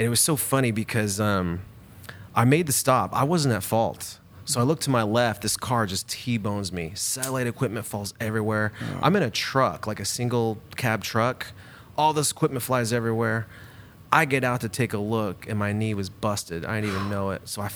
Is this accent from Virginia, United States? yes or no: no; Bakersfield, California, United States; moved away as an adult; also born or lived in Louisiana; now in Eugene, United States; I grew up in Bakersfield until I was about 22 or 21